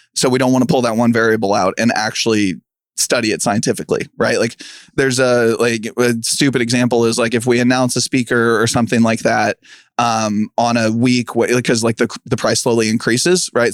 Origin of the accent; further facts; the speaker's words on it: Kansas City, United States; I'm from Kansas City